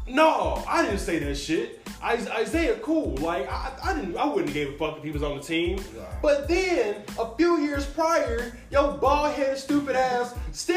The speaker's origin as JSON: {"language": "English", "town": "Gary", "region": "Indiana", "country": "United States", "said": "I am from Gary, Indiana"}